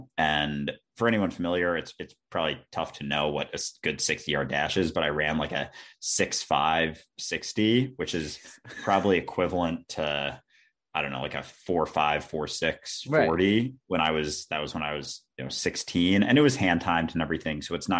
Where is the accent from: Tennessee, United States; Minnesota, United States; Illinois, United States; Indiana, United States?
Minnesota, United States; also born or lived in Boston; And growing up, I grew up in Minnesota, actually, outside Minneapolis.